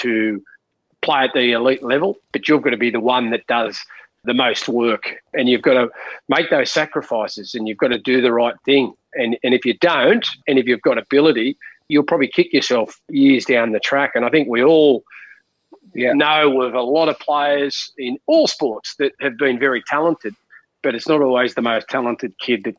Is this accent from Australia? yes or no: yes; Junee, New South Wales, Australia; we grew up in Junee and we lived in Housing Commission.